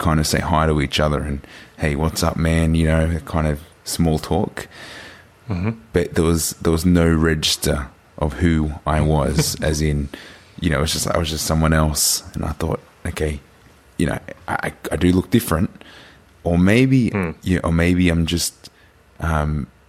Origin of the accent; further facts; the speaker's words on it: New South Wales, Australia; my hometown where obviously I grew up. I spent maybe a good 25 years of my life in this town